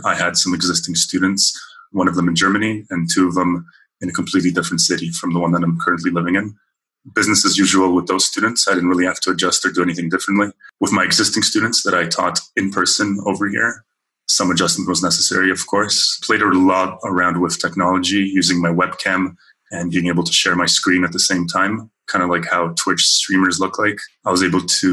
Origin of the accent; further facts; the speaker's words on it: Vaughan, Ontario, Canada; moved away as an adult; now in Seville, Spain; I grew up in Canada, specifically in the GTA. If you have listeners outside of Ontario, the GTA is the Greater Toronto Area. specifically in Vaughan Thornhill